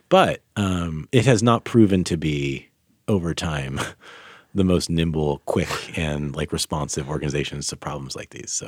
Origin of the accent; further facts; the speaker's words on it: Sacramento, California, United States; moved away as an adult; also born or lived in France / Philadelphia; I grew up in Sacramento